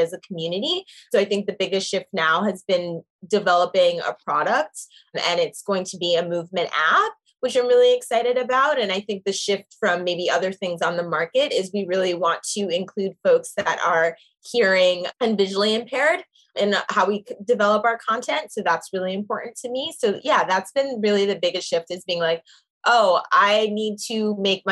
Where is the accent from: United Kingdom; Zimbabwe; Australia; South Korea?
Zimbabwe; now in New York, United States; I am from Zimbabwe and it's from Shona, which is the language spoken there